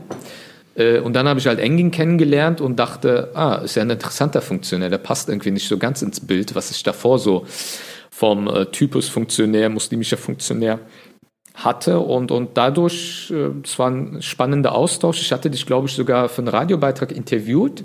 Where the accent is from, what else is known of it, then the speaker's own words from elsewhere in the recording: Leverkusen, North Rhine-Westphalia, Germany; also born or lived in Bonn; ich komme ja ursprünglich aus Leverkusen